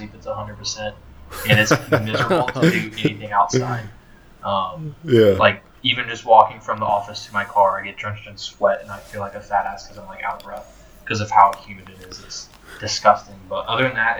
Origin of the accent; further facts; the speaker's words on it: Raleigh, North Carolina, United States; moved away as an adult; now in Beaufort, United States; before that I was at ECU from Raleigh, North Carolina, and now I'm down here in Beaufort, South Carolina